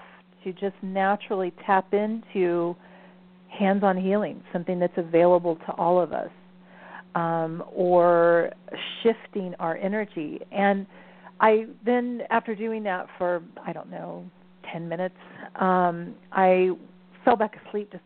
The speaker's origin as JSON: {"language": "English", "region": "the South", "country": "United States", "tie": "born or raised there", "also_born_or_lived": "Ohio", "said": "I was raised in the South"}